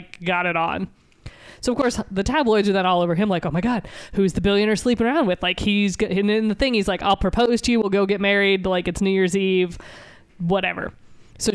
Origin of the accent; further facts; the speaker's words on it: Nashville, Tennessee, United States; I grew up in Nashville.